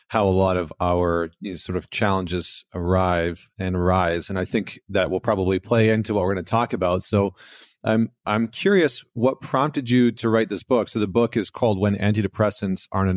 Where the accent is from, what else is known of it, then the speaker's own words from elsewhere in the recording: Canada; now in United States; as a Canadian in America